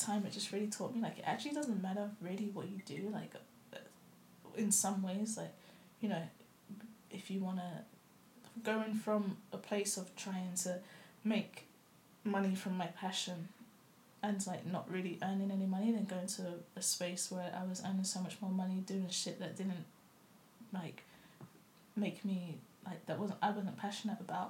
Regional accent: London, United Kingdom; moved away as an adult; now in New Zealand; when I grew up in London

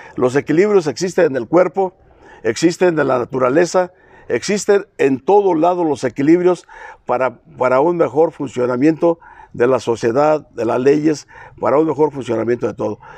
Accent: Sierra de Arteaga, Michoacán, Mexico; soy originario de la Sierra de Arteaga

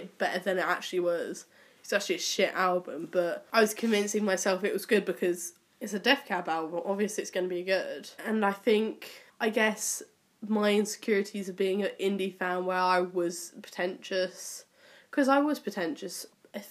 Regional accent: Cornwall, South West England, United Kingdom; I grew up in Cornwall

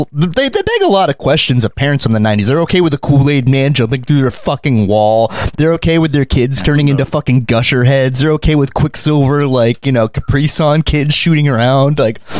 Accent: California, United States; born or raised there

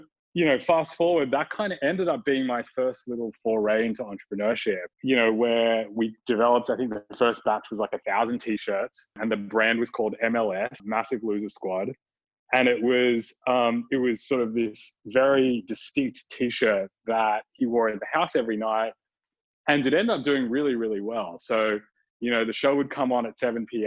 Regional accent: Sydney, New South Wales, Australia; back when I was a wee little undergrad in my hometown of Sydney, Australia

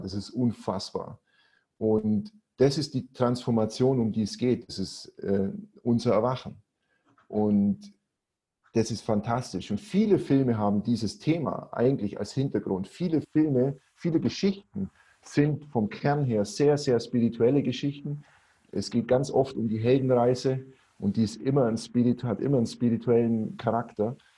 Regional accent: Augsburg, Bavaria, Germany; accent: Swabian; moved away as an adult; now in Cyprus; ich komme aus Augsburg, ne, auf Schwäbisch, Mai Bur

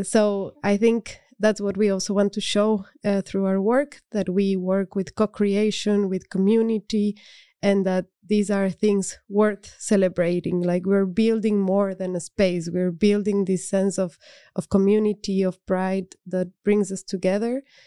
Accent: Cuenca, Azuay, Ecuador; now in Netherlands; I grew up in Cuenca, which is a city in the Andes.

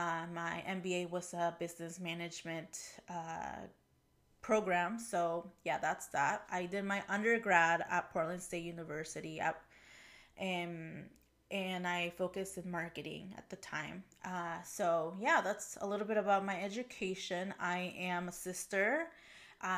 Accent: Mexico; born there; English is a second language; Yeah, so I was born in Mexico, and ever since I was young, my family and I traveled to Mexico frequently, at minimum once per year.

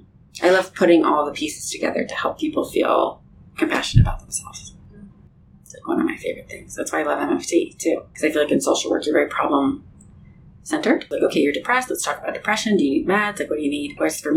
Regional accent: Denver, Colorado, United States; So I grew up in Denver, moved out here to BYU

